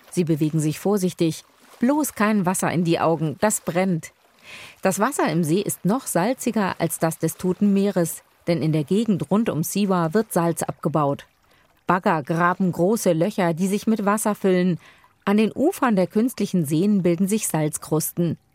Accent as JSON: {"language": "German", "town": "Rimini", "region": "Emilia-Romagna", "country": "Italy", "tie": "born or raised there", "said": "In Italien essen wir sie uh, immer zu Weihnachten, jedenfalls in meiner Heimatstadt Rimini."}